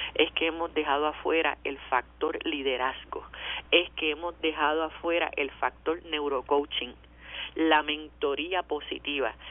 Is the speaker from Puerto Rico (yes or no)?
yes; Puerto Rico; Yo no quiero seguir siendo una mera puertorriqueña